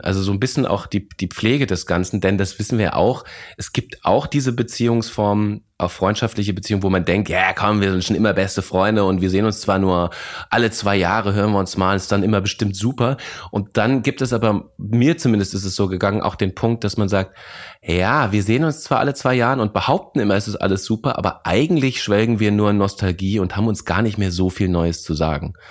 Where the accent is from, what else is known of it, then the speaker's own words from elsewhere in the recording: Lorsch, Hesse, Germany; also born or lived in Bavaria; now in Berlin, Germany; Ich bin in Lorsch groß geworden.